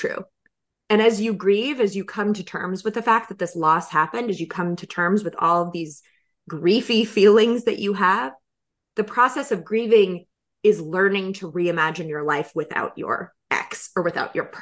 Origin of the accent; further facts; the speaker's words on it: North Carolina, United States; moved away; I had moved to North Carolina with my ex-husband with this vision of my dad being a grandfather and being, my dad was my best friend, and having a house close to his and raising kids and being in my home state